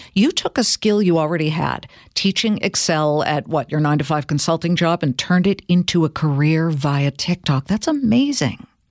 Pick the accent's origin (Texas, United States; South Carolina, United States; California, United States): California, United States; I'm from California